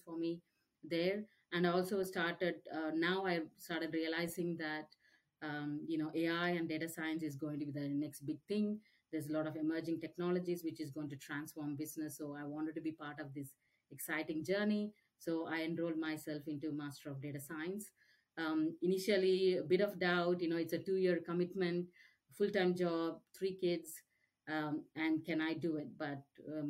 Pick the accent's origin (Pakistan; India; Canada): India; Chennai, Tamil Nadu; moved away as an adult; now in Australia; I'm from India, Chennai, South India. So did all my schoolings and finished my MBA, then migrated to Australia.